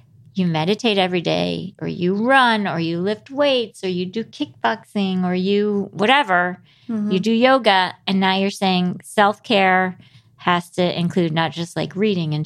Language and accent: English; New York, United States; I'm a New Yorker.